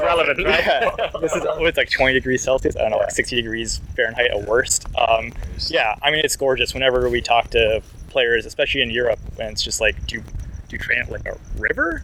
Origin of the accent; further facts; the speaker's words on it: near Washington D.C., District of Columbia, United States; moved away as an adult; now in Los Angeles, United States; I grew up near Washington D.C., and then I moved out to L.A. in mid 2010s.